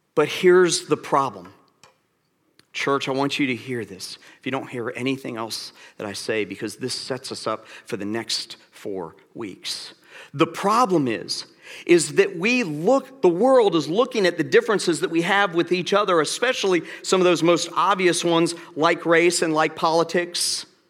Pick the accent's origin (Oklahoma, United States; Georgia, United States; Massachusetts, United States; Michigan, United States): Georgia, United States; Atlanta; I'm from Atlanta